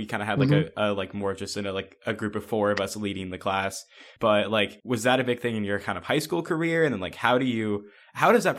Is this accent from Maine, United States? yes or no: no; Michigan, United States; I'm in state.